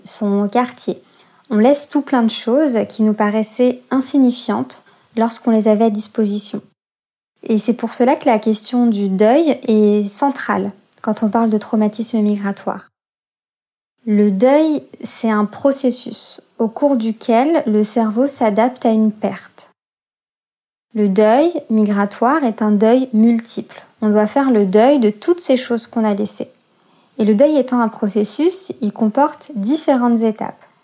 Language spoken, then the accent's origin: French; France; also born or lived in Algeria; je suis née en France, de parents nés au Maroc et en Algérie, et arrivée en France au milieu des années quatre-vingts. Après ma naissance, nous avons vécu quelques années en Algérie, puis sommes revenus en France au début des années quatre-vingt-dix